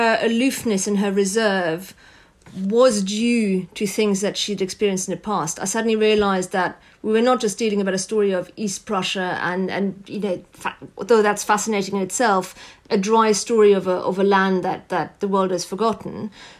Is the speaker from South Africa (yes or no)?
no; France; I grew up in France